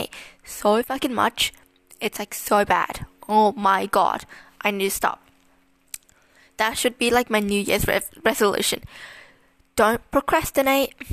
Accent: Melbourne, Victoria, Australia; I was born in Melbourne, Australia. I've lived in Melbourne for my whole life

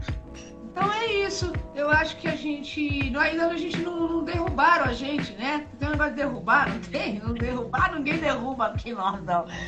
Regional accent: São Paulo, Brazil; eu nasci na Brasilândia

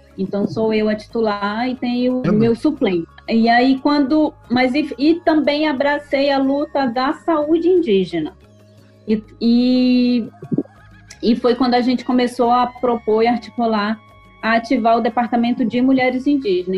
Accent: Solimões village, Lower Tapajós, Pará, Brazil; E aqui no Baixo Tapajós, né, eu sou da aldeia de Solimões, que fica às margens do rio Tapajós, na Resex Tapajós da Arapiuns

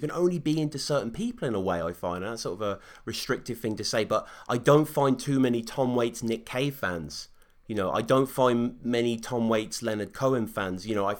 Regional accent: Oxford, South East England, United Kingdom; Sam happens to be in Oxford, my hometown

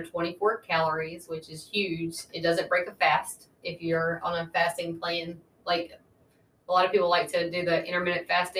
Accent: Crockett County, Tennessee, United States; also born or lived in Halls, Tennessee / Lauderdale County, Tennessee; I was born and raised in Crockett County, Tennessee. And I went to school there, graduated high school there, and I moved to Halls later on in life. And that's currently, I reside in Lauderdale County.

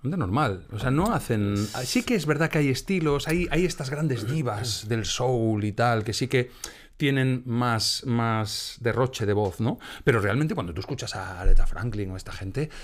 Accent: Galicia, Spain; moved away as an adult; Yo venía de Galicia, porque yo soy gallego.

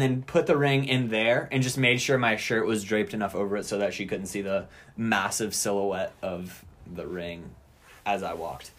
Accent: Louisiana, United States; I'm from Louisiana

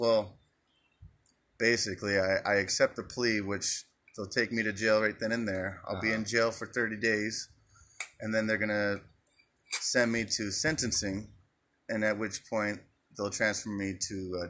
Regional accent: Phoenix, Arizona, United States; now in Glendale, United States

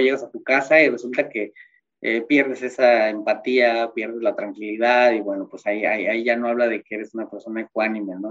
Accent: Mexico; como mexicano

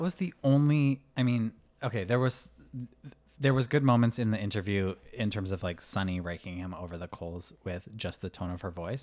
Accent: Vermont, United States; my home state of Vermont

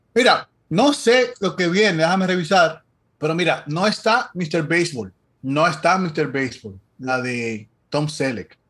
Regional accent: Dominican Republic; nosotros como dominicanos

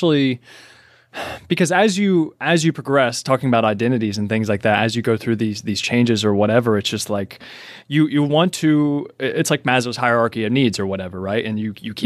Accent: Kentucky, United States; I'm from Kentucky

